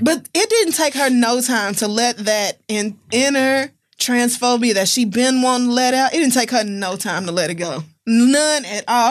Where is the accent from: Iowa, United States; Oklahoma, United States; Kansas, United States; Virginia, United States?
Oklahoma, United States; growing up in Oklahoma, we had gun expos